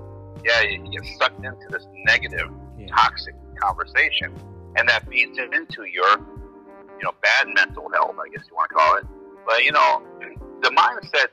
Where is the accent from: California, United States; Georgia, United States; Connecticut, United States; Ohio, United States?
Ohio, United States; Cleveland; moved away as an adult; now in Minnesota, United States; I'm originally from Cleveland, Ohio. Grew up there and then migrated to Minnesota about 23 years ago.